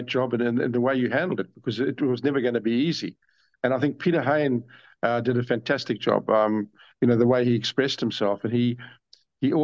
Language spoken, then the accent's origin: English; Durban, KwaZulu-Natal, South Africa; I was brought up in Durban, which was English